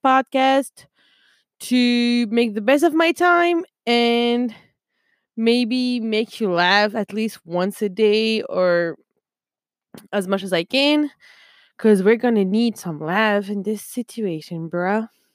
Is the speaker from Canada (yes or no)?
no; France; English is a second language; I'm from France